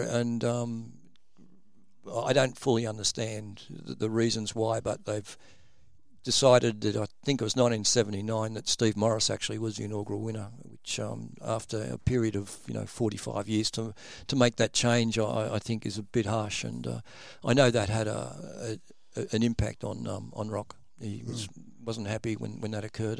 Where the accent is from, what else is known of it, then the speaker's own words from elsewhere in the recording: Sydney, New South Wales, Australia; also born or lived in Albury; I was actually originally born in Albury, um, moved to Sydney when I was about eleven